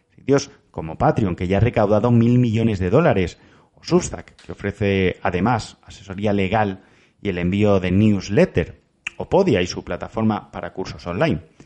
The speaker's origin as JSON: {"language": "Spanish", "region": "Valencian Community", "country": "Spain", "said": "como valenciano"}